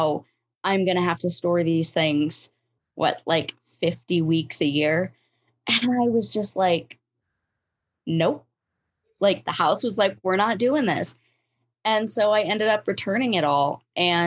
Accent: Alaska, United States; moved away; I grew up in Alaska, but like I was a kid, you know, like I wasn't an adult

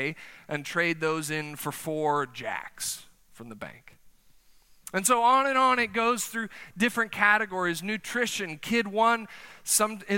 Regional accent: United States; as American Christians

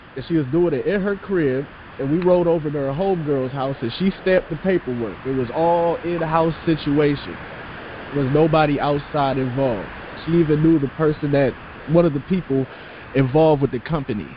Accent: Columbus, Ohio, United States; moved away; I'm from Southfield, and within Southfield, it was New Southfield, which is where I'm from

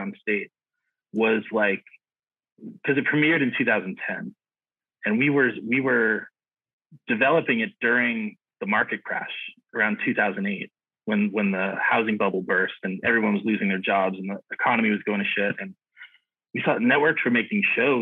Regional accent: Watertown, Massachusetts, United States; moved away as an adult; now in Los Angeles, United States; I'm from Massachusetts originally. I grew up in Watertown

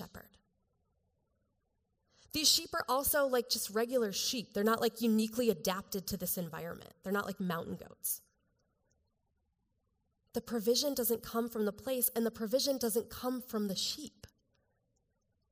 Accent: Colorado, United States; I'm from Colorado.

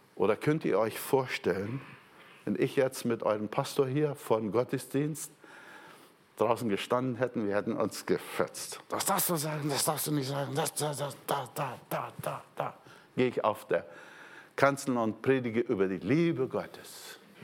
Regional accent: Brazil; moved away; Ich war ja Brasilianer

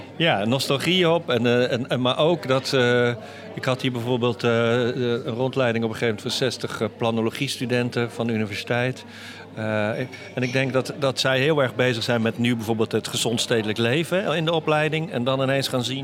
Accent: Amsterdam, North Holland, Netherlands; also born or lived in Utrecht; now in Doorn, Netherlands; ik ben echt een Amsterdammer dan, ja. ik ben in Amsterdam geboren

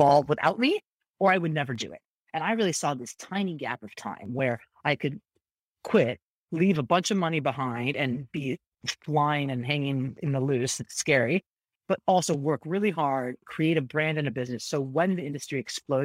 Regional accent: Northern California, United States; moved away; also born or lived in New York / London; I grew up in Northern California.

